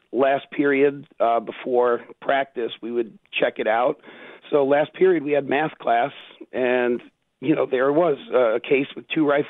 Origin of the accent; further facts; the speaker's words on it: Long Island, New York, United States; Long Island.